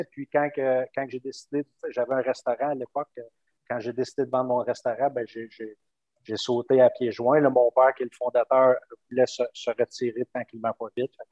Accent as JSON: {"language": "French", "town": "Cap-de-la-Madeleine", "region": "Quebec", "country": "Canada", "tie": "born or raised there", "also_born_or_lived": "Trois-Rivières / Montreal / Vancouver", "said": "je suis originaire du Cap de la Madeleine, euh, né au Cap de la Madeleine, euh, fait des études à, Trois-Rivières, j'ai fait des études à Montréal, je me suis promené un petit peu après, travaillé à Montréal. Je suis allé, même faire un petit tour à Vancouver"}